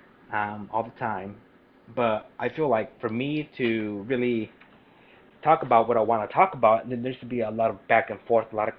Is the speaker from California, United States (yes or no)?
yes; Parlier, California, United States; also born or lived in Fresno, California; I was born in Fresno, raised in Parlier